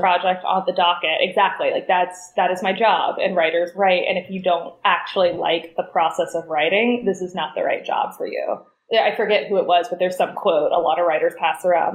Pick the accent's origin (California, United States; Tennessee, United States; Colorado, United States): Tennessee, United States; Chattanooga; moved away; I grew up in Chattanooga in Tennessee